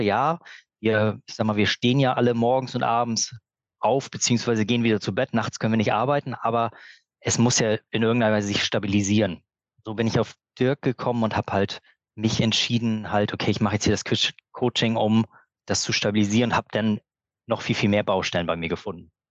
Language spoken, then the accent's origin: German; Berlin, Germany; now in Glücksburg, Germany; Ich komme auch ursprünglich aus Berlin